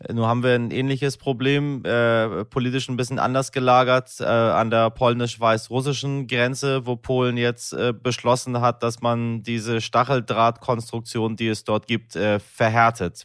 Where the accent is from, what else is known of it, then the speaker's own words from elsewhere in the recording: Iran; now in Germany; mir als Iraner